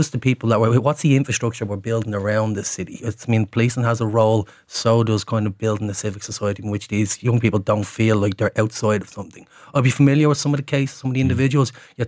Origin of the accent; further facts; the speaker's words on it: Leinster, Ireland; when I was growing up in the North Inner City, you never knew anyone that went on to be in the Guards.